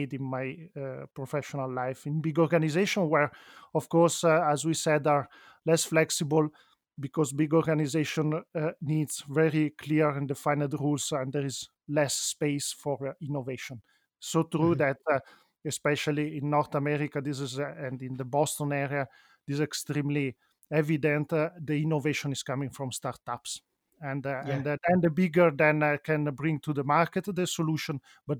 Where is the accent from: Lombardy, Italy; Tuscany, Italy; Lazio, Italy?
Lombardy, Italy; Milan; also born or lived in Venice; And despite I'm an Italian citizen, I was born in Venice, grew up in Milano, then I found that Switzerland in general and Ticino is a very nice place